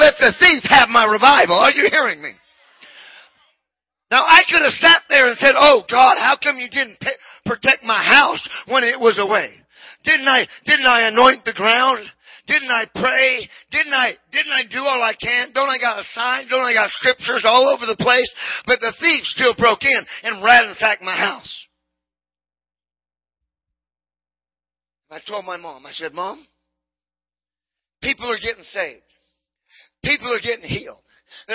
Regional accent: California, United States; my mother in my hometown where we have a house in California.

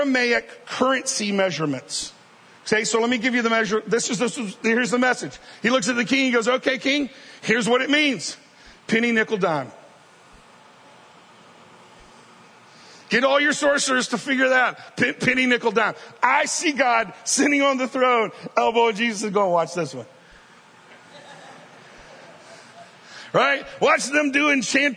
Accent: coast of Mississippi, United States; I was born in Mississippi. We lived on the coast in Mississippi.

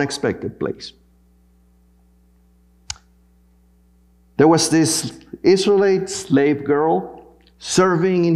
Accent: Panama; moved away; my home country, in Panama

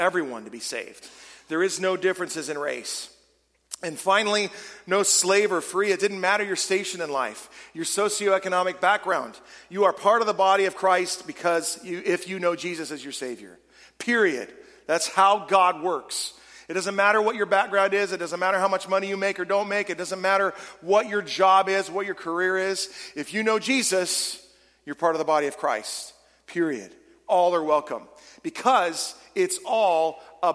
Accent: California, United States; moved away as an adult; now in Michigan, United States; I am originally from California, though we've lived here almost 20 years

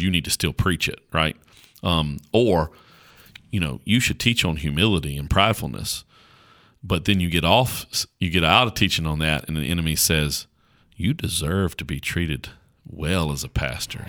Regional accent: Caswell County, North Carolina, United States; accent: country; I talk like a, like a country bumpkin from Caswell County, North Carolina, 'cause I am a country bumpkin from Caswell County, North Carolina.

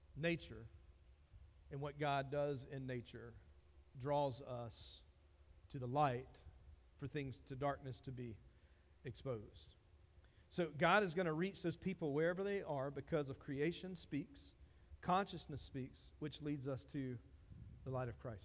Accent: Dillon, South Carolina, United States; I'm from Dillon

